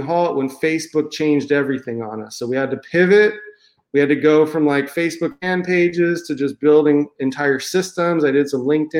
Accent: San Diego, California, United States; moved away as an adult; now in Cabo San Lucas, Mexico; I grew up in San Diego, California. I lived there most of my life

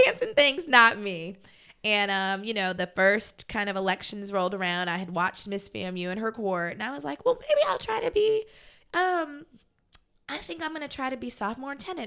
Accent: Fort Lauderdale, Florida, United States; growing up in Fort Lauderdale

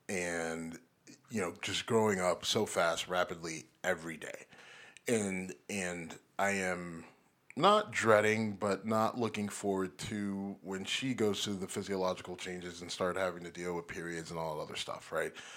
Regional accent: near Warren, Ohio, United States; born or raised there

